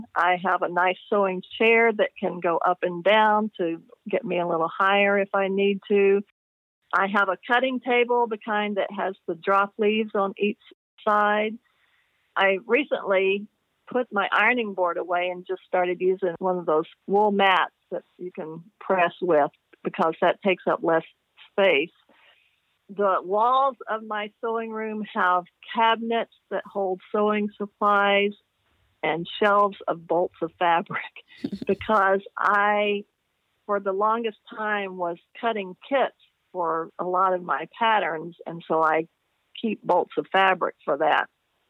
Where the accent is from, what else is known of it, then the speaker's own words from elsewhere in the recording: the South, United States; I'm from the South, and so people in the South know what a hissy fit is.